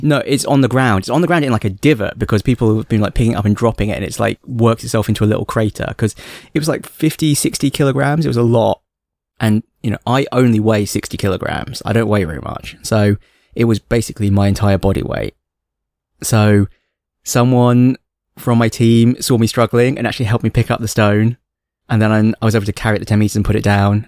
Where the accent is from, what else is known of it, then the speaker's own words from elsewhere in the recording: England, United Kingdom; accent: plummy English; now in Hong Kong; my plummy English accent and my inability to speak Cantonese